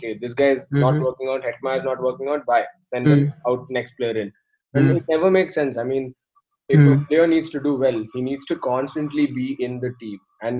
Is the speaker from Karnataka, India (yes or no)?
yes; Bangalore, Karnataka, India; I'm from Bangalore